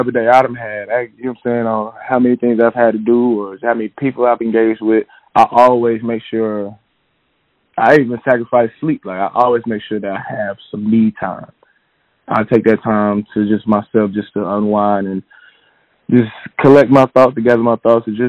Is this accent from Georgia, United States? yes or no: yes; Atlanta, Georgia, United States; also born or lived in Florida; So I'm from Atlanta, Georgia. Born and raised.